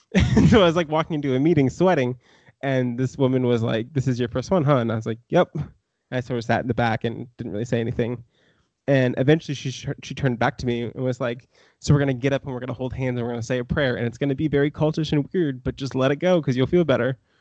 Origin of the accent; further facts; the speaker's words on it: small town Maine, United States; also born or lived in Ohio; now in Brooklyn, United States; I was born technically in Ohio, but I moved to Maine when I was like two years old.